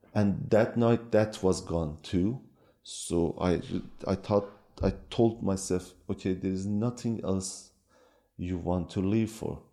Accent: Iran; born or raised there; first language Kurdish; English is a second language; moved away as an adult; also born or lived in Norway; now in Turkey

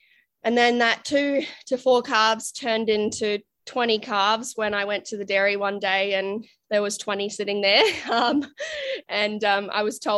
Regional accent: Canada; moved away as an adult; now in Australia; So I'm actually originally from Canada. You can't tell from my accent, but moved out to Australia when I was 19.

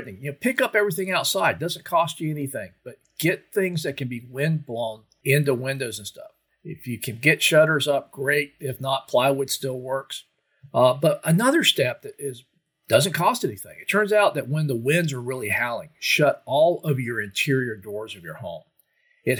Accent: Florida, United States; as I was growing up in Florida

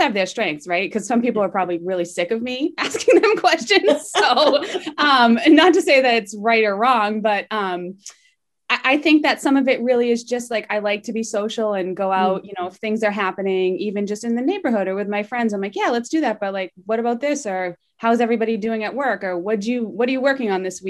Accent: Massachusetts, United States; I was born and raised in Mass

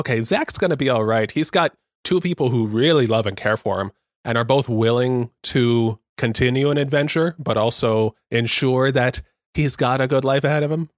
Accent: Southern California, United States; a born and raised in Southern California, uh, mindset

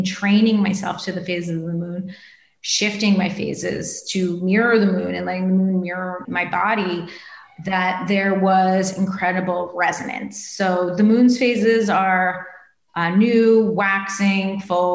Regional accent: East Coast, United States; now in West Coast, United States; I grew up on the East Coast by the ocean, and then I moved to the West Coast and lived like 2 blocks from the Pacific.

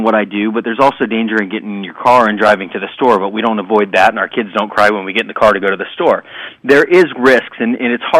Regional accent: Sarasota, Florida, United States; I was still training in my hometown of Sarasota, Florida

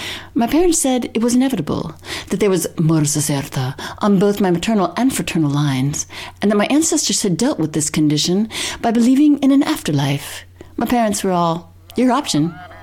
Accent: Berkeley, California, United States; born there; Furthermore, I was born in Berkeley, California

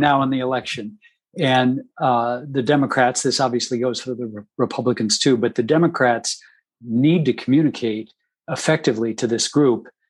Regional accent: Dayton, Ohio, United States; my hometown of Dayton, Ohio

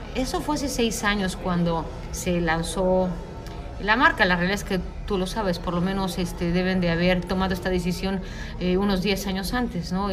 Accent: Mexico; yo soy mexicana

